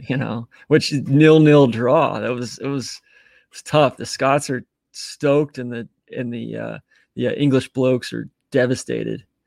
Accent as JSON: {"language": "English", "town": "Atlanta", "region": "Georgia", "country": "United States", "tie": "born or raised there", "said": "I grew up in Atlanta. We didn't really have parks."}